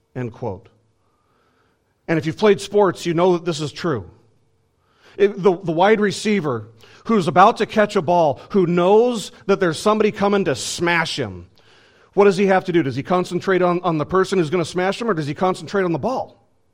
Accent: United States; I'm an American citizen

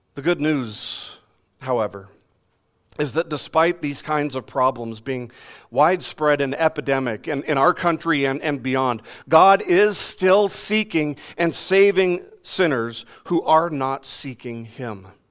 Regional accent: Las Vegas, Nevada, United States; moved away; in my years when I lived in Las Vegas, growing up in Vegas

